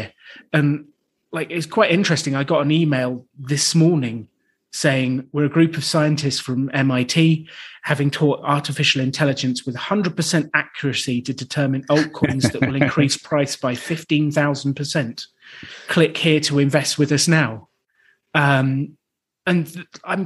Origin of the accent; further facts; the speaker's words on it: United Kingdom; I'm British